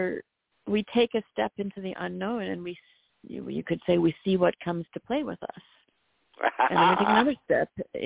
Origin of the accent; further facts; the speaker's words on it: South Africa; I'm from South Africa